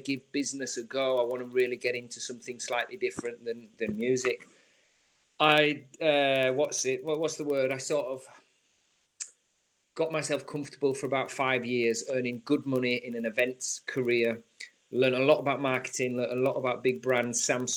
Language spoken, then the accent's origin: English; Yorkshire and the Humber, United Kingdom; moved away; also born or lived in London; I grew up in trusty and very thrifty environment in Yorkshire. So I'm a Yorkshire man